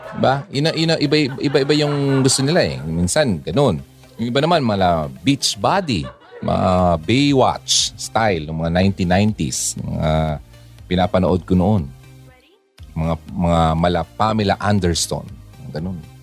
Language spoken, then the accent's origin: Tagalog; Bicol Region, Philippines; Tagalog is a second language; Hindi ako Tagalog eh. I'm from the Bicolandia.